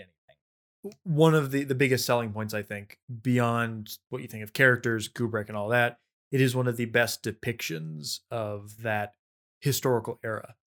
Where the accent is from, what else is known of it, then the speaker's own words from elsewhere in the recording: Russia; I'm from Russia